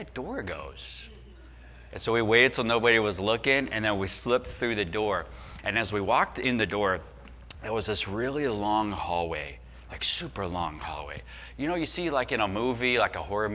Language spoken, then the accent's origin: English; Chicago, Illinois, United States; we grew up in the Chicago area